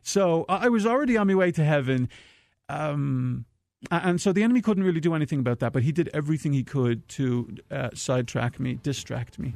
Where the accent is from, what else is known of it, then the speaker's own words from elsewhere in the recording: Dublin, Leinster, Ireland; moved away; I'm from Dublin, Ireland, from the foothills of the Dublin Mountains